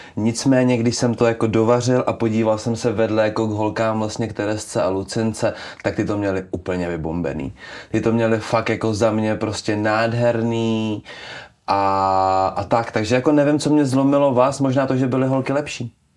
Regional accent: Czechia; já tím, že jsem z Krkonoš

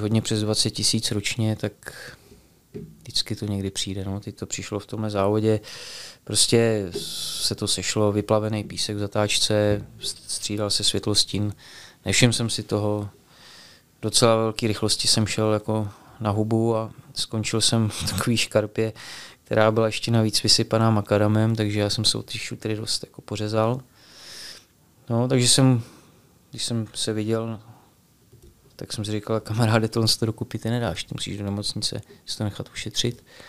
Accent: Bohemia, Czechia; u nás v Čechách

